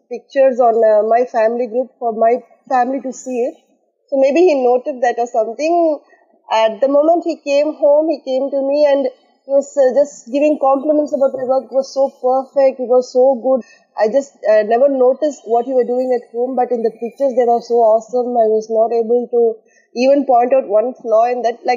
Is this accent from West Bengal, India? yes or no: no; Tamil Nadu, India; moved away as an adult; now in Ras Al Khaimah, United Arab Emirates; I am basically from Tamil Nadu, India and I've been here at Ras Al Khaimah, UAE, beautiful Ras Al Khaimah, for the past uh, 10 years.